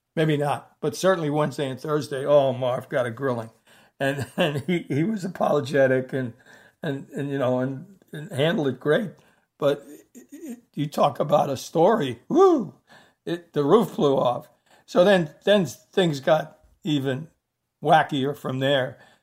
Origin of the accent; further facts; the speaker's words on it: New York City, New York, United States; I had three friends that I grew up with in the Bronx from the time I was in second grade.